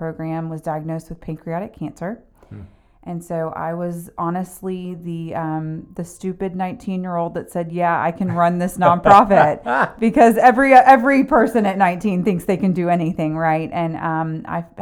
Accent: Atlanta, Georgia, United States; also born or lived in Watkinsville, Georgia; I'm from Atlanta

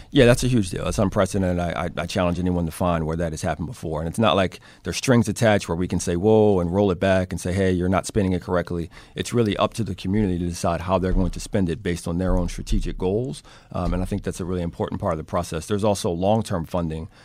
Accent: Baltimore, Maryland, United States; born and raised in Baltimore, uh, lived most of my life in, uh, West Baltimore

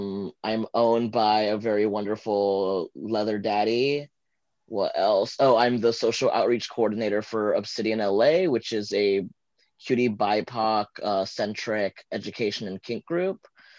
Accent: Santa Ana, El Salvador; born there; moved away; I am a transgender fluid immigrant from El Salvador. I was born in Santa Ana.

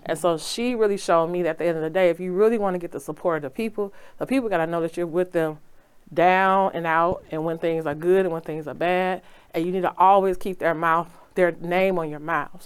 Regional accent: Chicago, Illinois, United States; I grew up in Auburn, Gresham.

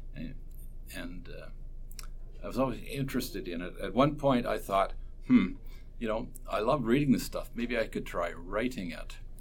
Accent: Port Dover, Ontario, Canada; also born or lived in Brantford, Ontario; I was born in Brantford, Ontario, ah. but I grew up in Port Dover.

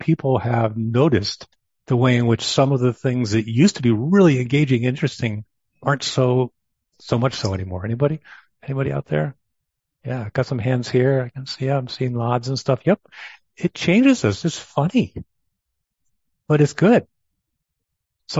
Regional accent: New York, United States; I grew up in Long Island Sound, grew up with sailboats

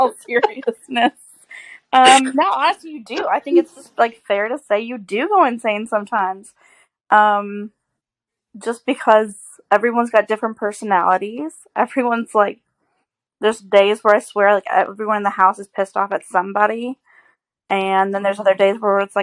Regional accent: Illinois, United States; moved away as an adult; now in Paris, Missouri, United States; I'm actually not from around here. Like, I was raised in Illinois. Didn't move to the lovely area of Paris, Missouri, if you will, until I married JC

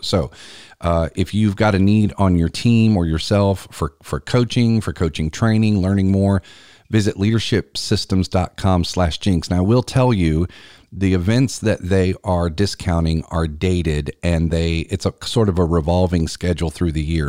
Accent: Columbia, South Carolina, United States; my hometown of Columbia, South Carolina

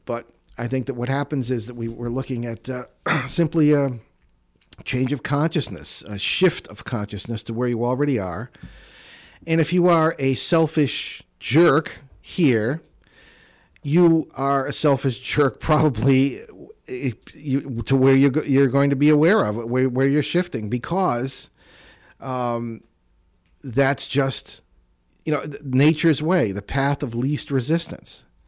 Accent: East Hartford, Connecticut, United States; I grew up in the Connecticut Valley, uh, around, uh, East Hartford, South Windsor area

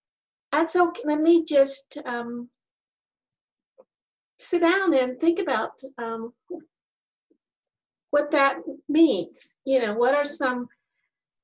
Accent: Colorado, United States; I grew up in Colorado

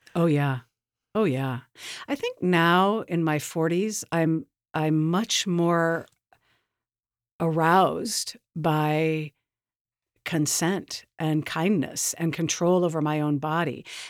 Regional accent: Portland, Oregon, United States; My background is that I grew up in Portland doing theater

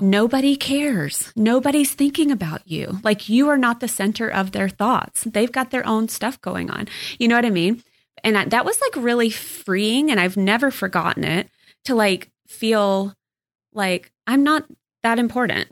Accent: Texas, United States; growing up in Texas

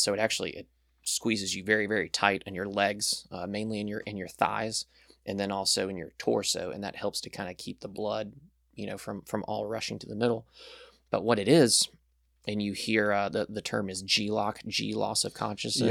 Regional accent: Birmingham, Alabama, United States; moved away as an adult; also born or lived in South Florida; we moved up here when I was really young, around, like, three years old

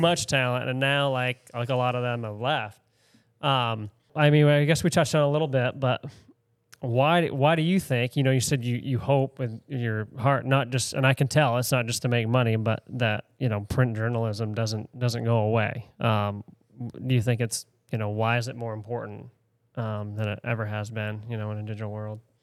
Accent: Spruce Head, Maine, United States; I grew up in Spruce Head

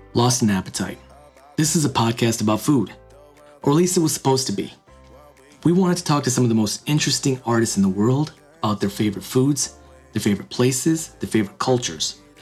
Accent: United States; also born or lived in India; being born in India and growing up in America

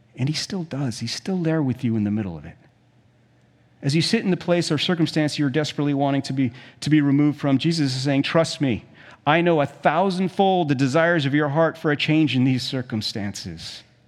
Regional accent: South Africa; moved away; When I was a kid, we, we grew up in South Africa

